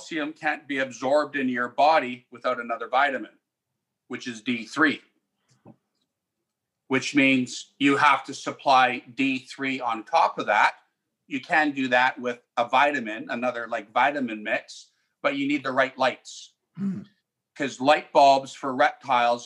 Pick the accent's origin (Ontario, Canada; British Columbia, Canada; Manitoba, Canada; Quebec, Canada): British Columbia, Canada; Delta; where I grew up in South Delta